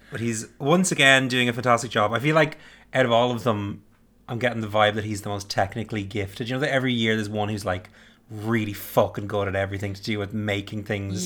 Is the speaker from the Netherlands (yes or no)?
no; Ireland; I'm Irish